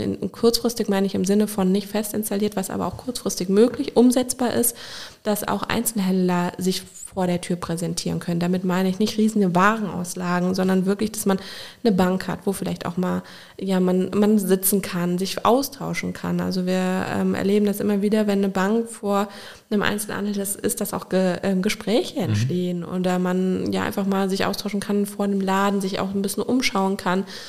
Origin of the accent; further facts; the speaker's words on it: Koblenz, Rhineland-Palatinate, Germany; also born or lived in Brodenbach / Remagen; bin ich in Koblenz groß geworden